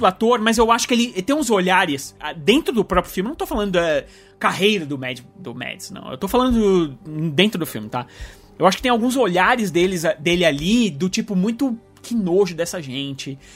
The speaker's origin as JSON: {"language": "Portuguese", "country": "Brazil", "said": "eu sou brasileiro"}